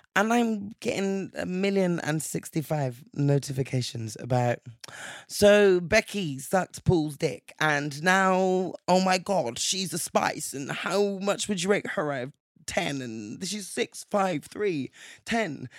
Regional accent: England, United Kingdom; growing up in England

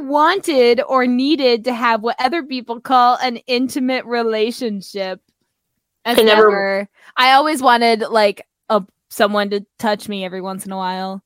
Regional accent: Canada; accent: Canadian rise

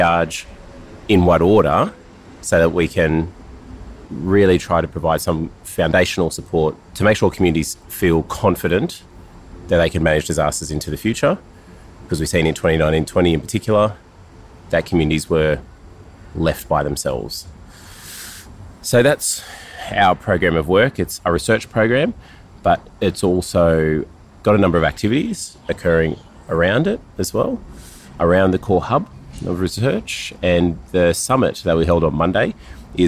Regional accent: northwest New South Wales, Australia; My people come from northwest New South Wales and go over the border into southwest Queensland, and that's where I live, out in the little small community of Guduga

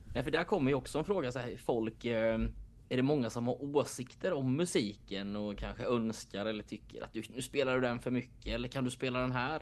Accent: Jönköping, Jönköping County, Sweden; jag är från Jönköping

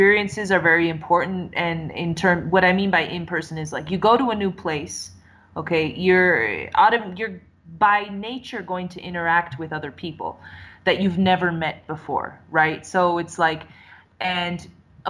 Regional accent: San Francisco Bay Area, California, United States; I'm in my hometown, you know, and I'm riding the BART

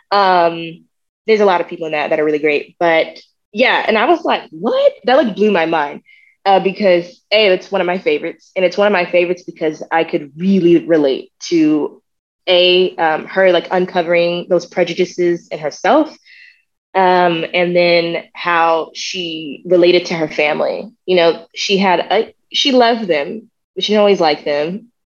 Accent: the South, United States; I think growing up in the South taught me to see those things first.

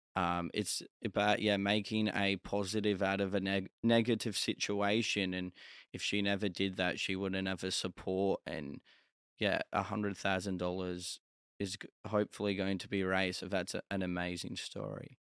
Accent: Australia; I was from Australia

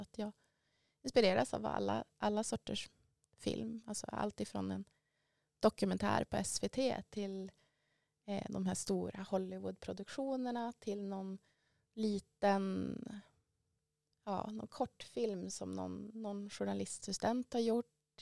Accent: Västerbotten County, Sweden; jag är ju från Västerbotten ursprungligen också

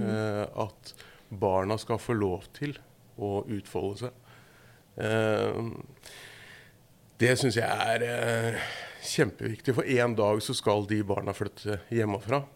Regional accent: Horten, Vestfold, Norway; Jeg er fra Horten

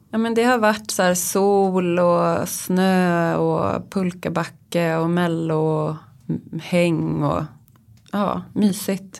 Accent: Uppland, Sweden; now in Stockholm, Sweden; jag kommer ju då från Uppland

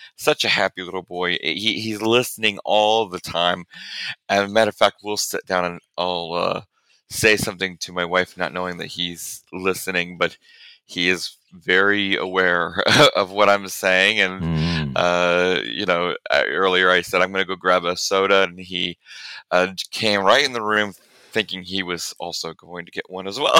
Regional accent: central Illinois, United States; moved away as an adult; now in Conway, United States; I'm actually originally from Illinois, uh, central Illinois area

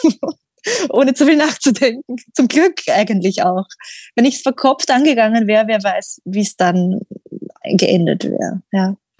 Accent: Austria; moved away as an adult; also born or lived in England; ich bin in Österreich groß geworden

